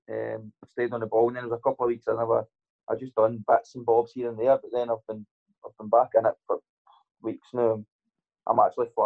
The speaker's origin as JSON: {"language": "English", "town": "Kincaidston", "region": "Scotland", "country": "United Kingdom", "tie": "born or raised there", "said": "Um, I grew up. I grew up in Kincaidston. Um, been been there all my life."}